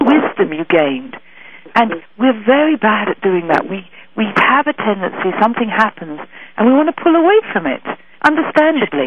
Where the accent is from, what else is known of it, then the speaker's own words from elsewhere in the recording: England, United Kingdom; moved away as an adult; now in San Francisco, United States; I am definitely from England, not for so long. I've only been over here for about 6 years now.